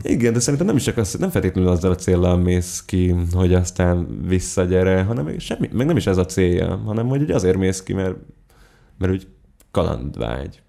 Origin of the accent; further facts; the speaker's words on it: Budapest, Hungary; én az a tipikus tőzsgyekres pesti vagyok, aki a, aki a belvárosból nem hajlandó kitenni a lábát